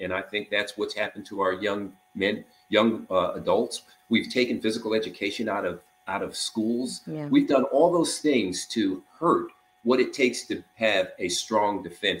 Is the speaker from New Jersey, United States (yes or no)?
yes; New Jersey, United States; I was being from North New Jersey.